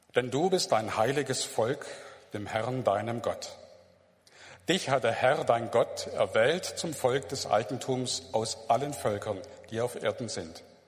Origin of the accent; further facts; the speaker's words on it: Germany; als Deutsche